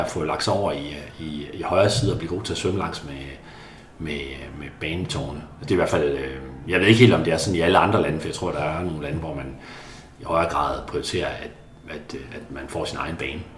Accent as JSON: {"language": "Danish", "area": "a small town just outside Karup", "region": "Central Denmark Region", "country": "Denmark", "tie": "born or raised there", "said": "i en lille by lidt uden for Karup, hvor jeg voksede op"}